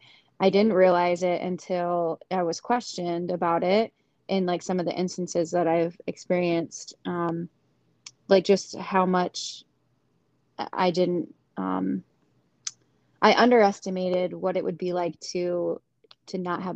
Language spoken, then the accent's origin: English; Hastings, Michigan, United States; now in Caledonia, United States; I'm from Hastings. I went to high school with Ellie. I now live in Caledonia